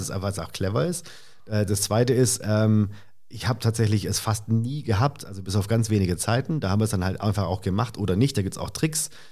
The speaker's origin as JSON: {"language": "German", "area": "Swabia", "region": "Baden-Württemberg", "country": "Germany", "also_born_or_lived": "Stuttgart", "moved": "yes", "lives_now": "Berlin, Germany", "said": "Ich bin ja ursprünglich aus dem Süden Deutschlands."}